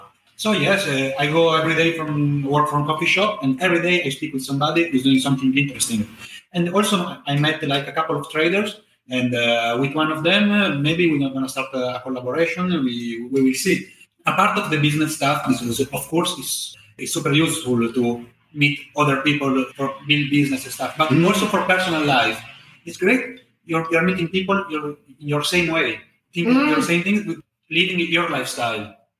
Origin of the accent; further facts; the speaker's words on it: Italy; moved away as an adult; now in Da Nang, Vietnam; in my own country, in Italy